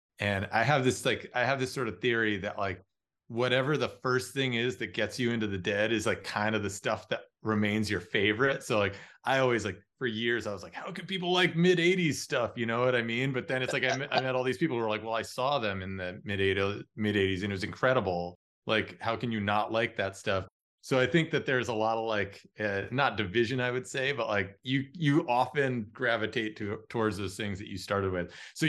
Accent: Los Angeles, California, United States; I'm from Los Angeles and I'm out in the desert

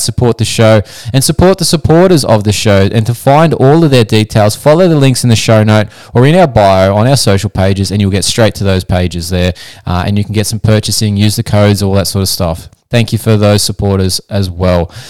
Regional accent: Australia; I'm not American, I'm Australian

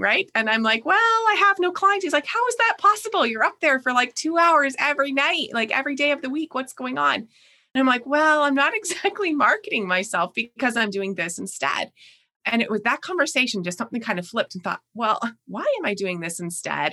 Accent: Canada; accent: Canadian; also born or lived in Niagara Falls, Ontario; you'll probably hear quickly in my voice, but I am Canadian. And so I live in Niagara Falls, Ontario

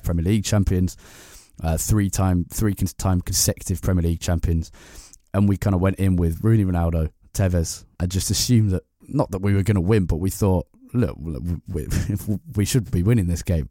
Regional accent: London, United Kingdom; I grew up around the Emirates

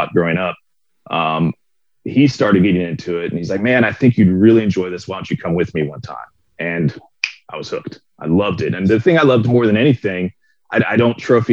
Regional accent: Florida, United States; I grew up in Florida

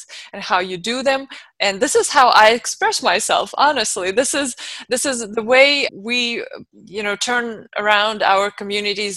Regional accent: Moscow, Russia; moved away as an adult; now in United States; I was born and raised in Moscow, Russia, and I came here now 14 years ago

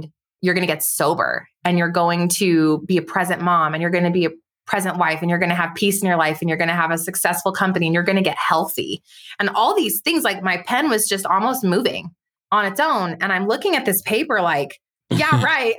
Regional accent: White Rock, New Mexico, United States; I grew up in White Rock, New Mexico, really tiny town outside of Los Alamos, New Mexico.

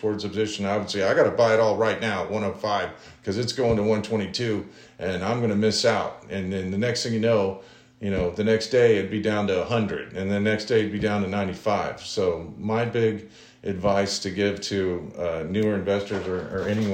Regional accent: Omaha, Nebraska, United States; I'm actually from Omaha, Nebraska. My father was in an Air Force intelligence officer in Strategic Air Command at Office Air Force Base, and I was born in Clarkson Hospital in Omaha, Nebraska

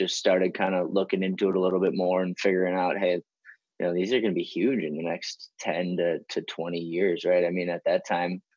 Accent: Wisconsin, United States; I'm originally born and raised in Wisconsin

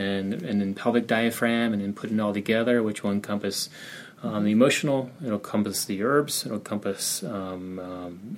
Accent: Albuquerque, New Mexico, United States; moved away; also born or lived in Kansas City / Belize / Guatemala; my home state in my hometown of Albuquerque and in New Mexico, which I grew up there

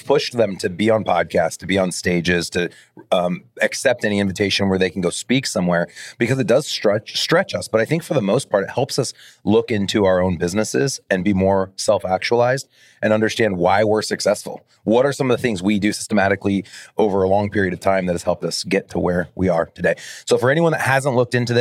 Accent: Omaha, Nebraska, United States; right here in my hometown of Omaha, Nebraska

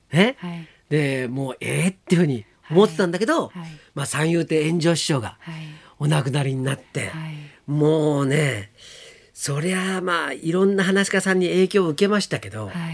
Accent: Shizuoka, Japan; 僕静岡 生まれ

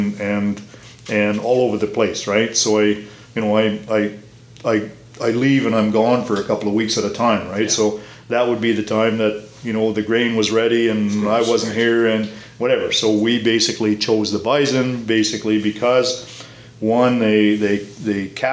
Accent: Torrington, Alberta, Canada; I grew up in the Torrington area, and which is 30 miles east of us here on a mixed grain farm

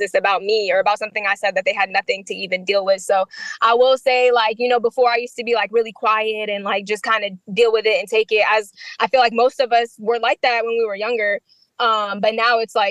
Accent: Wichita, Kansas, United States; born or raised there; also born or lived in Middle East; now in DMV area, United States

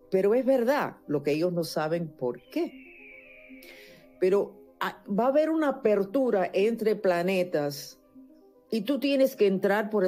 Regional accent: Caracas, Capital District, Venezuela; also born or lived in Caripe del Guácharo; ¿Naciste en Caracas? Yo nací en Caracas.

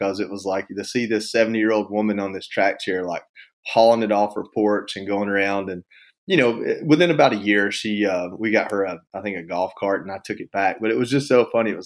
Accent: Georgia, United States; moved away as an adult; also born or lived in Washington, D.C.; I was living, I think in DC, and I was living in an apartment, but I'm from Georgia

